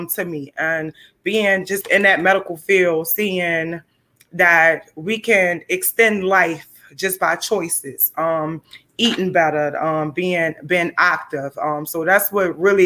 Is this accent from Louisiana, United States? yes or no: yes; New Orleans, Louisiana, United States; I'm born and raised in New Orleans